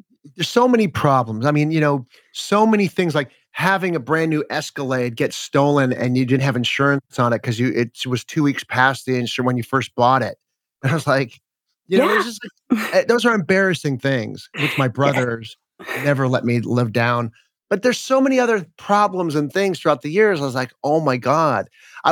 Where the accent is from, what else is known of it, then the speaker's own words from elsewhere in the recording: Los Angeles, California, United States; I grew up in Los Angeles